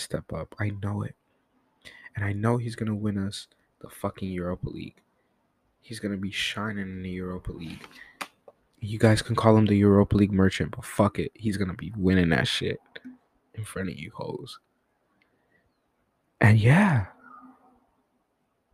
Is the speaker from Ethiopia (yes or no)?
yes; Ethiopia; I am from Ethiopia